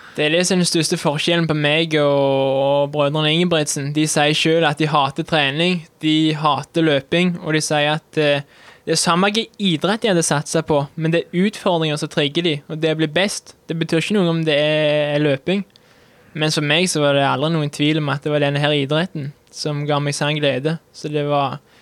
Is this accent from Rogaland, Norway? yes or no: yes; Vold, Jæren, Rogaland, Norway; accent: rural Sør-Vestlandet dialect; Jeg kommer fra Vold på Jæren. Det er rundt ti minutter med bil sør for Sandnes.